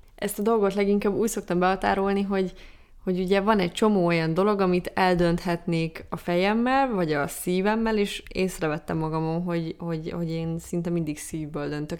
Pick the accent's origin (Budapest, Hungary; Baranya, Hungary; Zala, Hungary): Baranya, Hungary; Pécs; moved away; amikor elköltöztem Pécsről